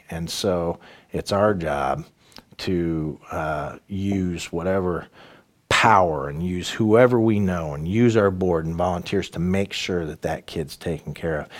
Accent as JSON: {"language": "English", "town": "Danville", "region": "Illinois", "country": "United States", "tie": "born or raised there", "also_born_or_lived": "Champaign", "said": "my hometown of Danville"}